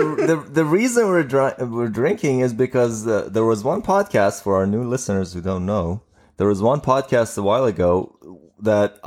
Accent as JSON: {"language": "English", "town": "Tehran", "region": "Tehran Province", "country": "Iran", "moved": "yes", "lives_now": "Pittsburgh, United States", "said": "I'm from Tehran, Iran"}